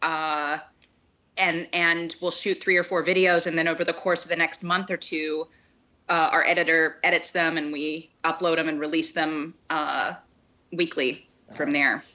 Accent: Dallas, Texas, United States; also born or lived in Chicago; now in Los Angeles, United States; I live in Los Angeles. I grew up in Dallas

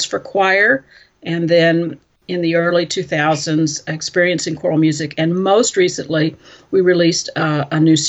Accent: Fort Worth, Texas, United States; moved away as an adult; now in Milwaukee, United States; I'm from Fort Worth, Texas, and my teaching career was in that area

